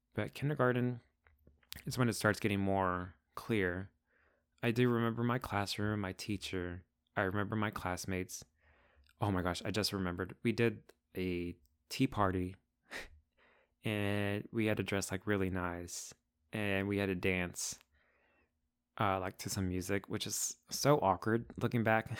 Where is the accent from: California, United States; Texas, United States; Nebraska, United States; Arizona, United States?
Texas, United States; Crandall; first language Spanish; English is a second language; also born or lived in Dallas, Texas; I was born in Dallas, Texas, but I grew up in Crandall, Texas